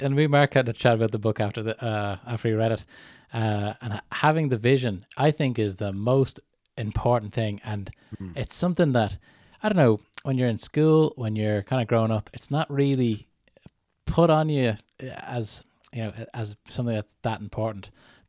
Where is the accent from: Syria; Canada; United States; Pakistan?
Canada; born there; accent: Canadian; So I was born in Canada a long time ago, but I've got my Canadian accent in the back pocket whenever I need it.